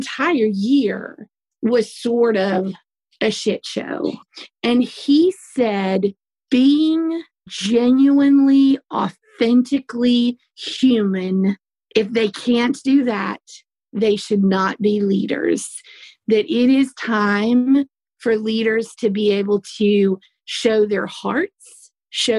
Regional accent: the South, United States; accent: Southern; I have a Southern accent

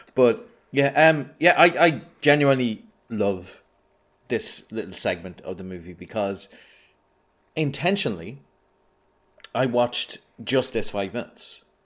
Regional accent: Ireland; I'm Irish.

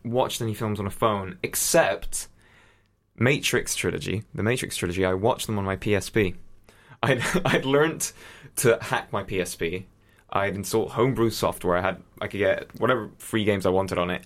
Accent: Spain; first language English; I grew up in Spain

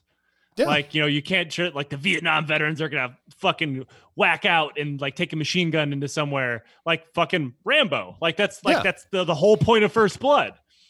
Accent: Detroit, Michigan, United States; No, I'm from Detroit.

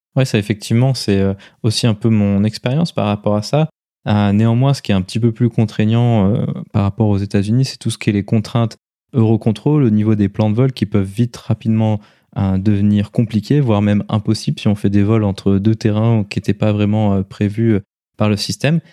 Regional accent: France; chez nous en France

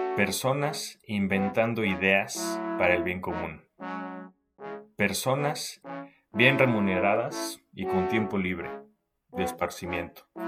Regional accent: Mexico; moved away as an adult; now in Melbourne, Australia; Yo emigré de México

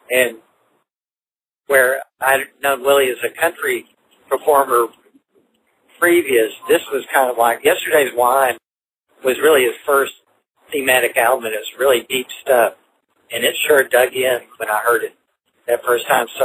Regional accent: Fort Worth, Texas, United States; also born or lived in Pennsylvania; I was born in Pennsylvania. I pretty much grew up, spent all my life in Fort Worth, Texas. That's where I grew up. My family moved there when I was two, and I went all the way through public schools there

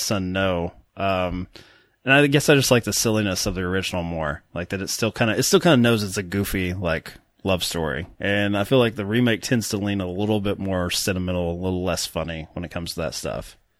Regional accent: Kentucky, United States; accent: Kentucky; my Kentucky accent

